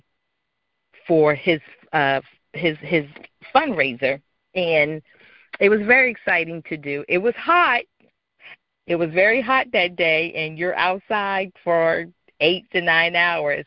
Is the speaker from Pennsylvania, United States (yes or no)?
yes; Philadelphia, Pennsylvania, United States; growing up in Philadelphia